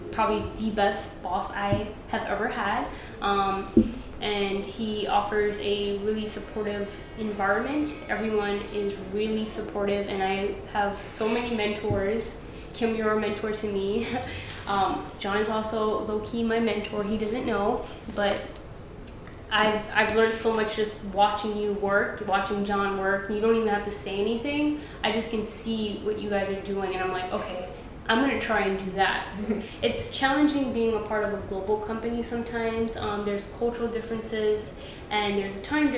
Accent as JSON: {"language": "English", "town": "New York City", "region": "New York", "country": "United States", "tie": "born or raised there", "said": "I'm from Brooklyn. I'm born and raised"}